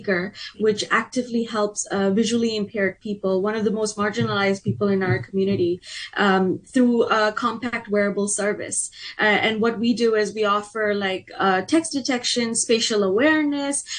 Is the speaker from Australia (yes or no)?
no; Hong Kong; I was born and raised in Hong Kong. I'm first generation Bangladeshi